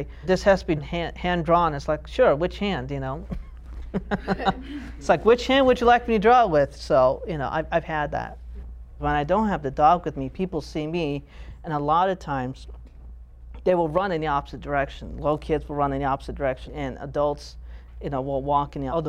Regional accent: Tucson, Arizona, United States; also born or lived in Hyderabad, India; At the age of 5, I was adopted and came to the U.S., came to Tucson, and grew up here.

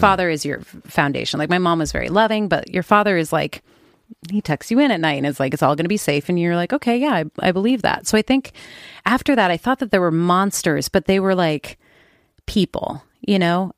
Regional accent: Oakland, California, United States; I grew up in Oakland

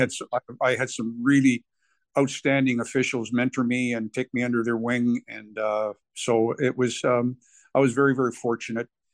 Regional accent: Guelph, Ontario, Canada; my hometown in Guelph

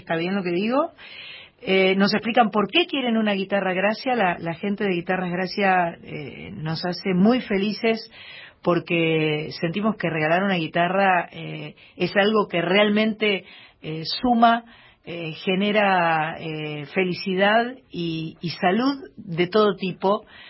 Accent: Uruguay; los uruguayos

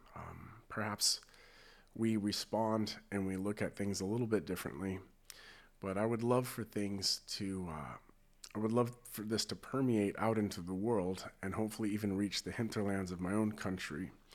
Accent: United States; being American

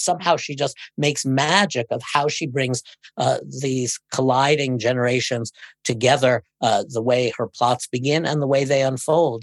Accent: New York City, New York, United States; I grew up in Brooklyn

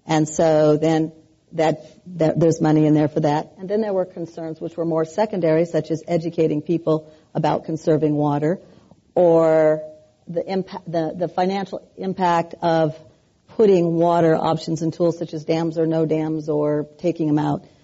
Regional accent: California, United States; Now, remembering that I come from the Central Valley

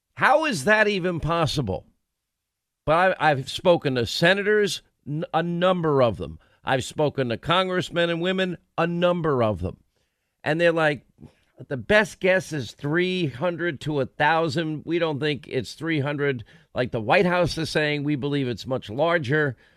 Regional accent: New York, United States; where I grew up in New York

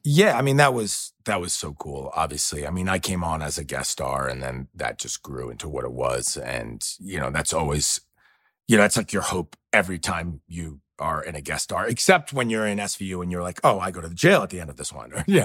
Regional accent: New York City, New York, United States; moved away; I grew up very tight, you know, uh, two-bedroom apartment in New York

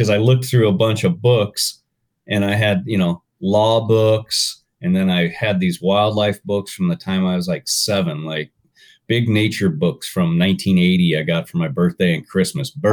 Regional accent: Washington, United States; I grew up in Washington State, raised by a single mom until I was 10

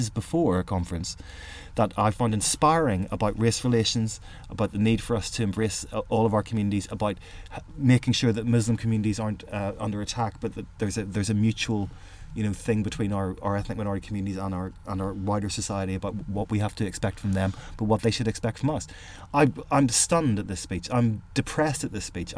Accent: Northern Ireland, United Kingdom; I grew up in a place of division

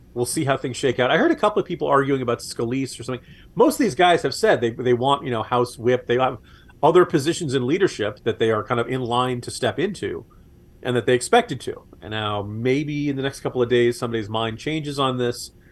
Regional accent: New York area, United States; moved away; I grew up in the New York area

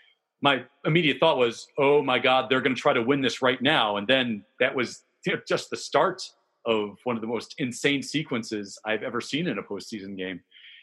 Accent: Chicago, Illinois, United States; accent: Chicago; I was debating whether or not to put my Chicago accent for that super fans moment on, but I didn't.

